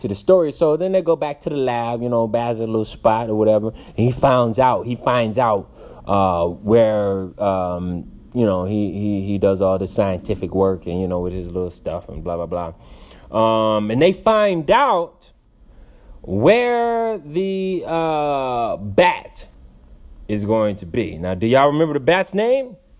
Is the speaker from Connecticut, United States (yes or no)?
yes; Stamford, Connecticut, United States; now in Los Angeles, United States; I'm from Stamford, Connecticut. I currently reside in Los Angeles, Hollywood